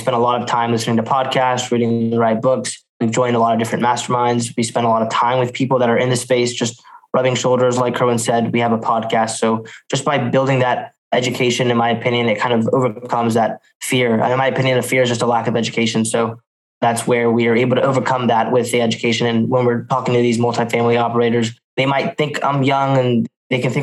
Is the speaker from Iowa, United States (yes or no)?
no; Durham, North Carolina, United States; also born or lived in New York; We're from Durham, North Carolina. We were born in New York